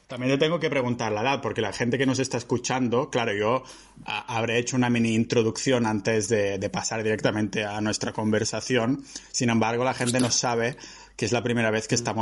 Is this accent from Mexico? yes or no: no; Balearic Islands, Spain; born there; Pues yo nací en Menorca. En Menorca